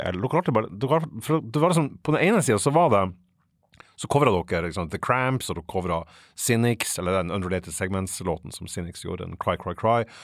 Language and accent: Norwegian; Fauske, Nordland, Norway; Fauske, der jeg er fra